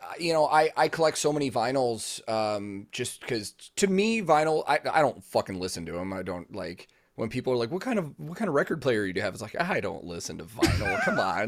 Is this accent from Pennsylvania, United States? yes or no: no; Chicago, Illinois, United States; I was growing up in the Chicago local scene